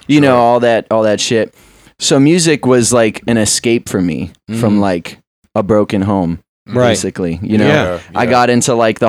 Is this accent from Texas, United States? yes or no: no; West Palm Beach, Florida, United States; moved away as an adult; now in Philadelphia, United States; I was born and raised in West Palm Beach, Florida